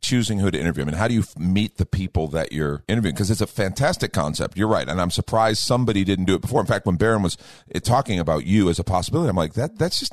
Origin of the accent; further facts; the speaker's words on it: Chicago, Illinois, United States; moved away; I grew up listening to Moody growing up in the Chicago area